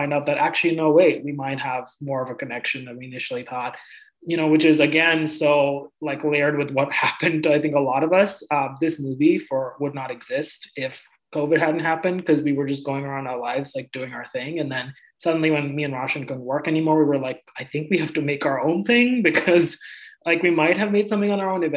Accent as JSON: {"language": "English", "country": "India", "tie": "born or raised there", "moved": "yes", "said": "I grew up in India"}